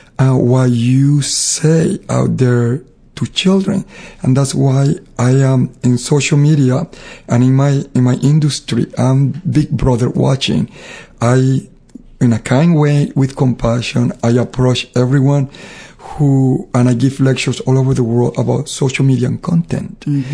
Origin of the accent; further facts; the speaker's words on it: Panama; now in United States; I was very dark because I grew up in Panama. So I always felt that I was ugly because I was dark and I was high from the sun and you know, I had to walk to school miles. So I was dark because I lived in the Caribbean. When I moved to United States, I got lighter.